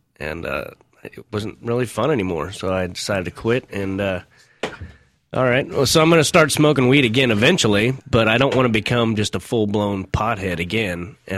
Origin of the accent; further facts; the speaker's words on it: Kansas City, Missouri, United States; also born or lived in Arkansas; I was born in Arkansas. I lived there when I was a kid, and I grew up in Kansas City